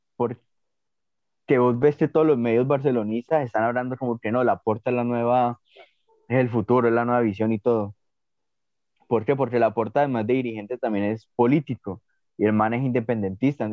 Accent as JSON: {"language": "Spanish", "country": "Colombia"}